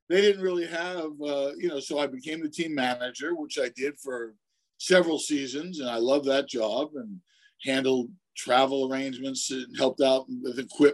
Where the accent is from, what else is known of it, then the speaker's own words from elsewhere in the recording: New York City, New York, United States; moved away as an adult; also born or lived in Miami; I came from Brooklyn, New York, and I was the basketball team manager at Franklin Delano Roosevelt High School in Brooklyn, New York.